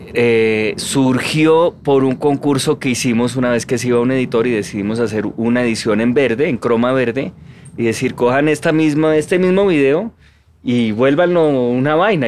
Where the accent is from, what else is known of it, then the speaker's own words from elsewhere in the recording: Colombia; somos colombianos estándar